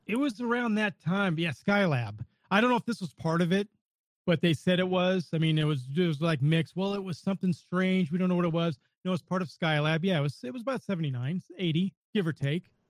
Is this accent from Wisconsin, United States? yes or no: no; Northern California, United States; I grew up in Northern California.